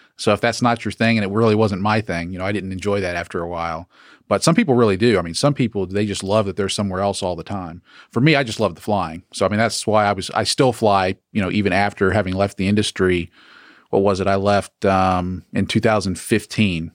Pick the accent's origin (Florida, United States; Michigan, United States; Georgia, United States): Georgia, United States; Peachtree City; also born or lived in Charleston, West Virginia / Atlanta; I grew up in Peachtree City